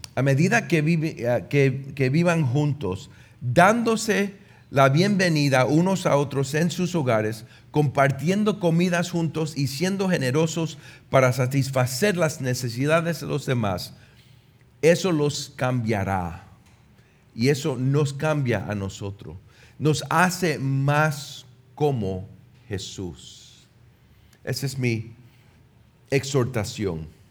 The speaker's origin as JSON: {"language": "Spanish", "country": "Puerto Rico", "also_born_or_lived": "United States", "moved": "yes", "said": "Yo, como un puertorriqueño en los Estados Unidos"}